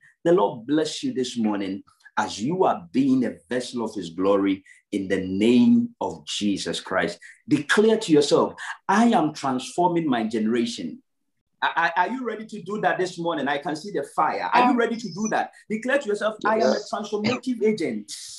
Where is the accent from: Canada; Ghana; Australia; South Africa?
Ghana; Yes, I am a Ghanaian. I do understand that. Yes, I am a Ghanaian. I am very poor. I do understand that. I come from a third world.